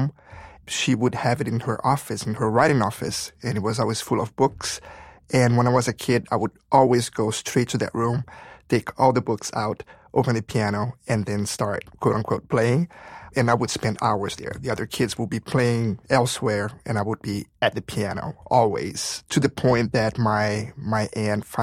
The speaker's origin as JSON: {"language": "English", "region": "Rio de Janeiro", "country": "Brazil", "tie": "born or raised there", "also_born_or_lived": "Sao Paulo / Dallas / Chicago", "moved": "yes", "said": "I was born and raised in Rio de Janeiro."}